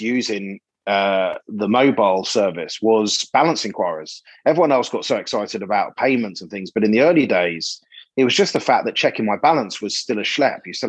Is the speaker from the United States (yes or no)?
no; England, United Kingdom; moved away as an adult; also born or lived in Australia; As an Englishman